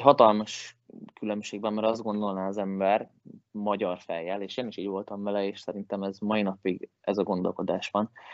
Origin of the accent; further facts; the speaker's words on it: Hungary; moved away as an adult; also born or lived in Finland; now in Sweden; magyar vagyok